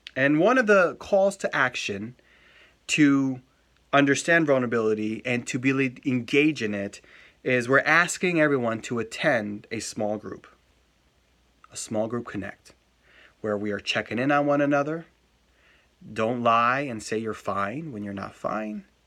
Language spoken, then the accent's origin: English; United States; I'm an American too